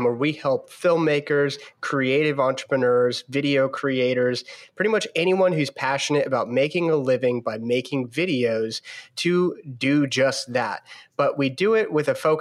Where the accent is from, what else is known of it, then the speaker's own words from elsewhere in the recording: between Baltimore and Annapolis, Maryland, United States; I am from Maryland, in between Baltimore and Annapolis, Maryland